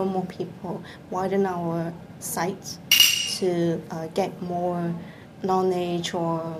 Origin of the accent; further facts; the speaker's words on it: Hong Kong; English is a second language; now in Japan; I come from Hong Kong